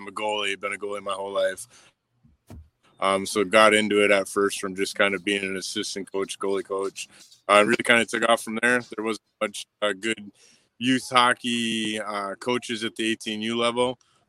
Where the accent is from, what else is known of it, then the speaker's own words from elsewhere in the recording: Sault Ste. Marie, Michigan, United States; I was born and raised here in the Sioux.